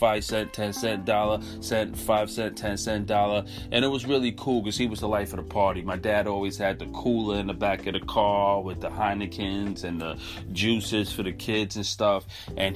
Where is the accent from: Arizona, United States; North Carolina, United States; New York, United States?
New York, United States; New York City; we're from Crown Heights, and we settled in 1981 in Crown Heights, Brooklyn, and lived there since. My mom still lives over there, and that's where we grew up. So I'm a Crown Heights kid.